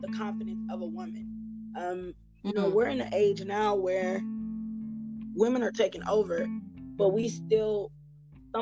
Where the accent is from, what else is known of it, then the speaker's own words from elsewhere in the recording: Jacksonville, North Carolina, United States; moved away as an adult; now in Douglasville, United States; I'm originally from North Carolina, and we moved here to start anew